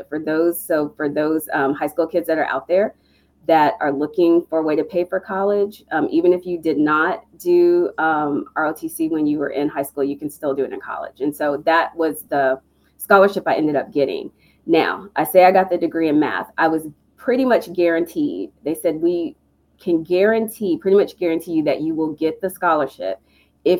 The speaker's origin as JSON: {"language": "English", "region": "East Coast", "country": "United States", "also_born_or_lived": "Texas", "moved": "as an adult", "said": "I'm from the East Coast."}